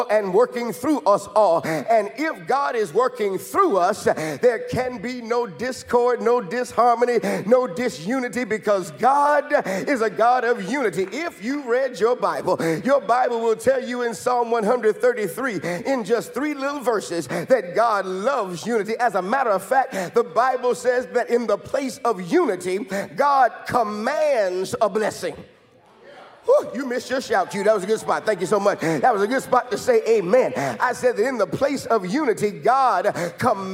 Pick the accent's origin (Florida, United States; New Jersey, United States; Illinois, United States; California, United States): Illinois, United States; Chicago; when Pastor Wesley and I were growing up in Chicago